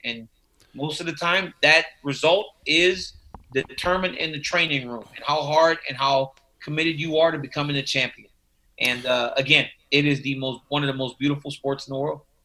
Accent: Louisiana, United States; i grew up in louisiana

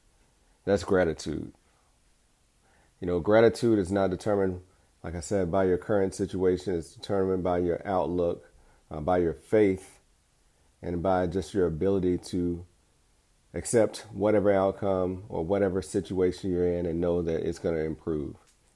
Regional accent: Alabama, United States; I was the boy from Alabama who smiled a lot.

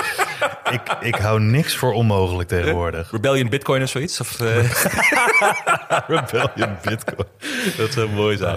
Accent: Netherlands

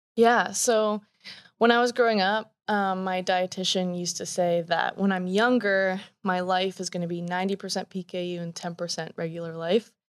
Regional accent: Canada; moved away as an adult; also born or lived in Washington State; now in Washington, United States; born and raised in Canada. uh, just moved to Washington State

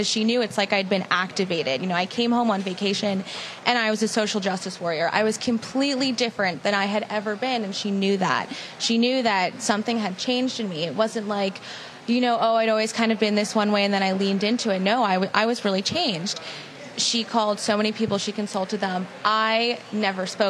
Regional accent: New York, United States; moved away; also born or lived in Palm Beach; I'm from New York originally. I'm an only child. Grew up very normal.

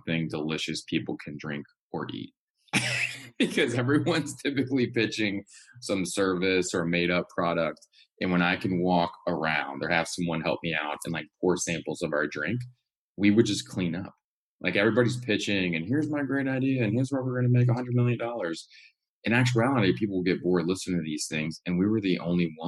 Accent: Louisiana, United States; moved away; my home state of Louisiana

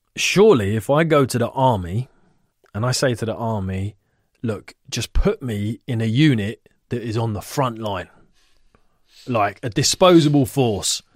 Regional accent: Ivybridge estate, near Richmond and Twickenham, London, United Kingdom; we grew up on Ivy Bridge and it was very close to Richmond and Twickenham

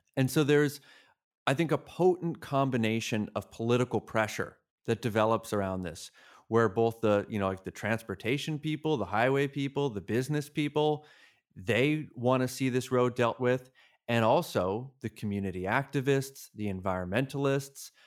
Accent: Massachusetts, United States; I grew up in Massachusetts

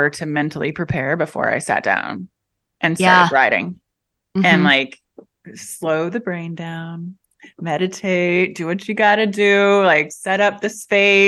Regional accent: Indianapolis, Indiana, United States; now in Los Angeles, United States; I'm from Indianapolis

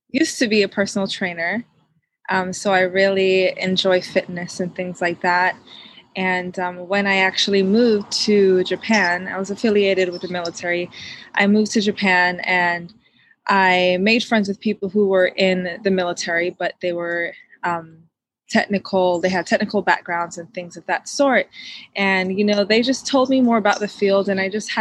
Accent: Jamaica; now in Atlanta metro, United States; born and raised in Jamaica

